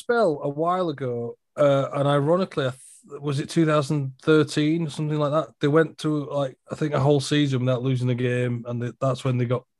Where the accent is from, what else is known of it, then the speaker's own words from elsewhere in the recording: Huddersfield, Yorkshire and the Humber, United Kingdom; good old Huddersfield Town. Wow. Okay. Which is my hometown. Yeah, where I'm from.